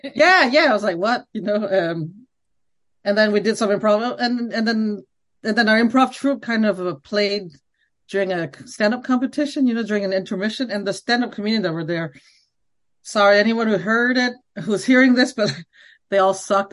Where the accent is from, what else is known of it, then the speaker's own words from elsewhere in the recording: Montreal, Quebec, Canada; first language Khmer; English is a second language; moved away as an adult; now in Washington, D.C., United States; I- I'm from Montreal. I grew up in Montreal